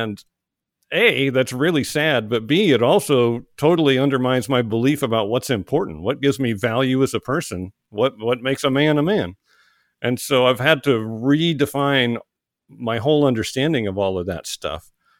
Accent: Oklahoma, United States; moved away as an adult; now in Georgia, United States; when I left home, I joined the Army. I moved from Oklahoma to Georgia, and I never went back.

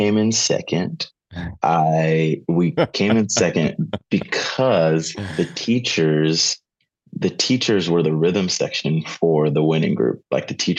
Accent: Southern Maryland, United States; So grew up in Southern Maryland

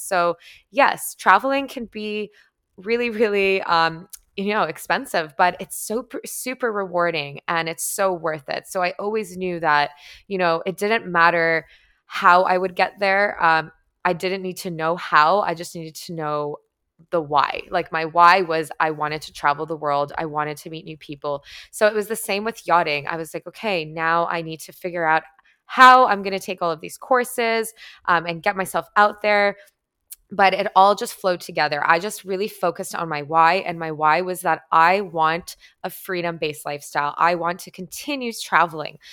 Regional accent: Toronto, Ontario, Canada; moved away as an adult; my hometown in Toronto

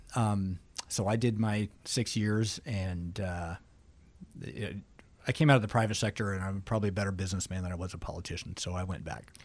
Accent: Alaska, United States

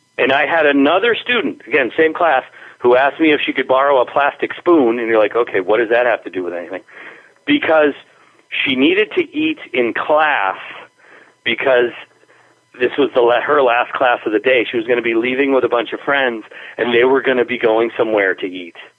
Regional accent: Springfield, Massachusetts, United States; also born or lived in Spain; living in my hometown in the downtown

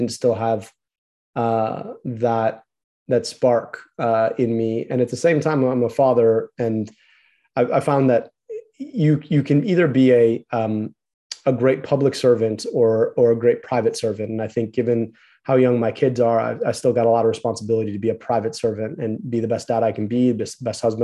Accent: United States; I was born in the United States of America, because I got to grow up here

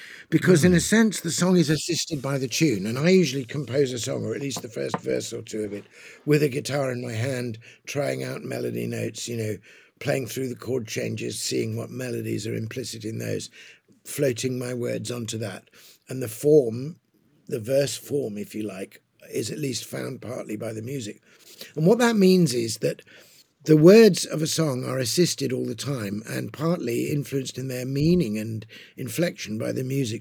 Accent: England, United Kingdom; I'm an Englishman of a certain generation.

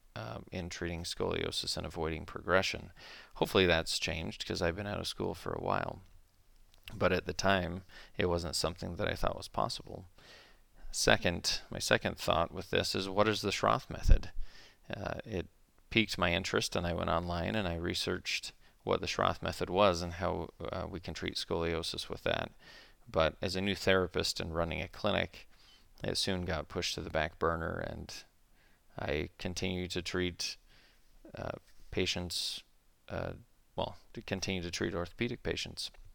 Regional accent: Utah, United States; also born or lived in Flagstaff, Arizona; I grew up in Utah, where I still practice

